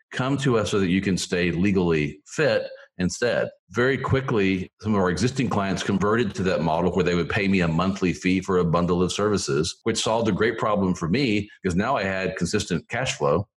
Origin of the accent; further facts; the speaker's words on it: Tulsa, Oklahoma, United States; moved away; also born or lived in Philippines / Missouri; I was born there when my dad was in the Navy. They quickly got me back to the States, and I grew up in Oklahoma in the Tulsa area